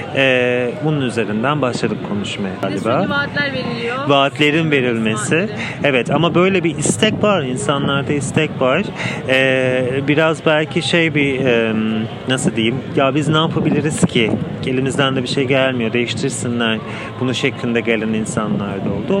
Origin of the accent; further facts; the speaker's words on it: Istanbul, Turkey; now in Germany; Ben aslında Almanya'da yaşıyorum. Aslında İstanbulluyum, Kadıköylüyüm.